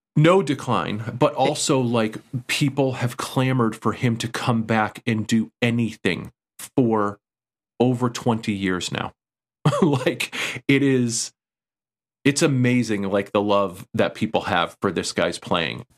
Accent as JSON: {"language": "English", "region": "East Coast", "country": "United States", "tie": "born or raised there", "said": "growing up on the East Coast"}